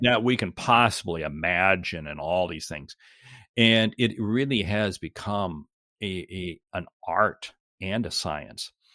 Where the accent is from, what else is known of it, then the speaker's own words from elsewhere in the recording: Seattle, Washington, United States; I, I grew up in Seattle and, uh, went to school in Seattle, went to college in Seattle